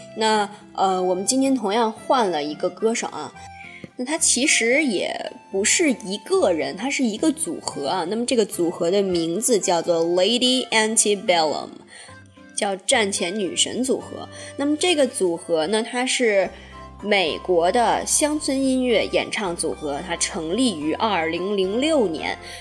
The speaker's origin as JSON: {"language": "Chinese", "country": "China", "said": "咱们大陆这边"}